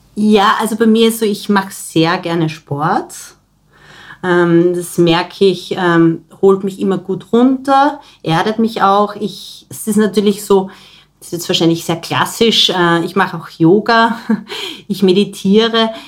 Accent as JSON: {"language": "German", "region": "Styria", "country": "Austria", "moved": "yes", "lives_now": "Vienna, Austria", "said": "Ich komme ursprünglich aus der Steiermark, wo meine Familie auch noch wohnt."}